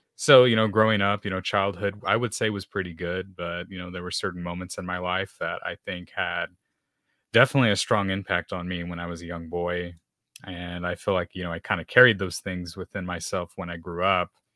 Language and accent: English; San Antonio, Texas, United States; I grew up here in San Antonio, Texas, so you can say I'm a Texan.